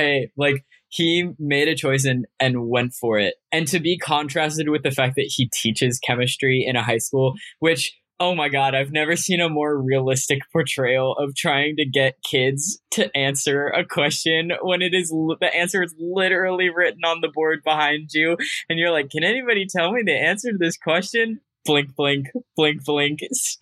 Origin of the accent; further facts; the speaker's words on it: Arizona, United States; I mentioned I am from Arizona, grew up in Arizona.